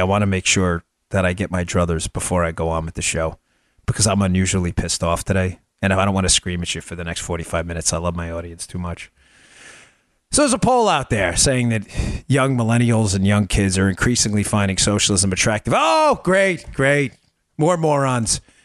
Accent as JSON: {"language": "English", "region": "the North", "country": "United States", "tie": "born or raised there", "also_born_or_lived": "the South (US)", "moved": "yes", "said": "I grew up in the North. I live down here now."}